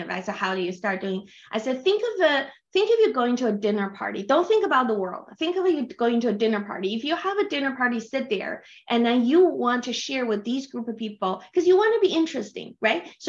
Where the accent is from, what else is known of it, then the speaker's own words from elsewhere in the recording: China; English is a second language; I'm from China, so I read Chinese books to relax to and Chinese novels